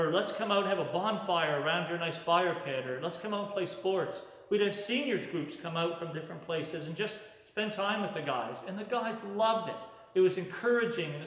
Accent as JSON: {"language": "English", "town": "Yarmouth", "region": "Nova Scotia", "country": "Canada", "moved": "yes", "lives_now": "Moncton, Canada", "said": "I'm originally from Yarmouth, Nova Scotia, and I live in Moncton"}